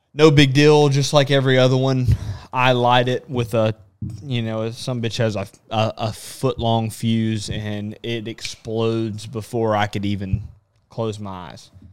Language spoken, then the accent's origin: English; Texas, United States; I'm from Texas